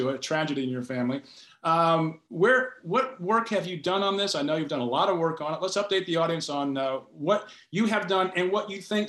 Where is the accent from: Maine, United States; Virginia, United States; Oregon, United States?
Virginia, United States; Shenandoah Valley; moved away; I'm from the Shenandoah Valley myself, originally